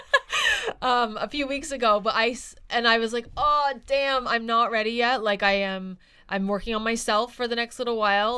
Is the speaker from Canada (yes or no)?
yes; Halifax, Nova Scotia, Canada; now in Vancouver, Canada; I am from Halifax and I know people there